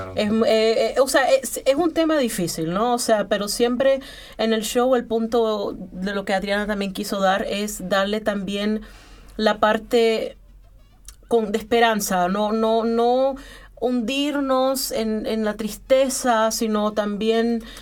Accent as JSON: {"language": "Spanish", "country": "Colombia", "moved": "yes", "lives_now": "Vienna, Austria", "said": "soy colombiana"}